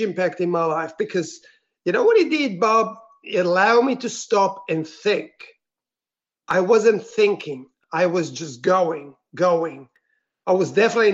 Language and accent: English; Switzerland; moved away as an adult; also born or lived in Italy; now in Melbourne, Australia; I grew up in Switzerland